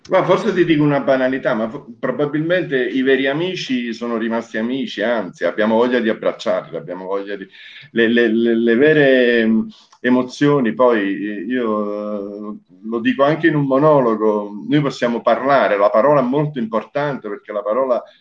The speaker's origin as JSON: {"language": "Italian", "town": "Taranto", "region": "Apulia", "country": "Italy", "tie": "born or raised there", "also_born_or_lived": "Naples", "moved": "yes", "said": "un uomo del sud al 100% perché sono nato a Taranto, vissuto a Napoli ah. da eh, padre siciliano"}